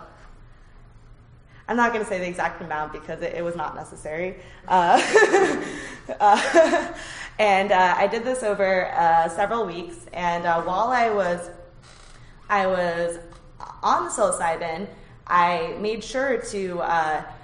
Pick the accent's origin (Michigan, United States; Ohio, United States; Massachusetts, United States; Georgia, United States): Massachusetts, United States; suburbs of Boston; these were woods I was very familiar with because I grew up around them, so I trusted my, and they weren't that big. It's like the suburbs of Boston